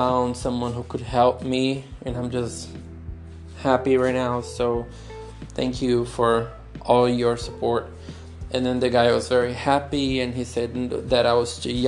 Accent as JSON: {"language": "English", "country": "Brazil", "also_born_or_lived": "Brighton", "moved": "as an adult", "said": "I'm from Brazil"}